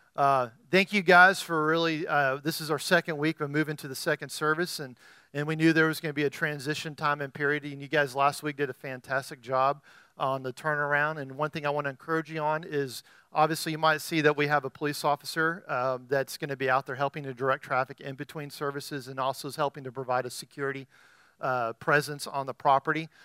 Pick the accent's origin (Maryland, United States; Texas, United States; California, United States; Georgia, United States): Texas, United States; as a Texan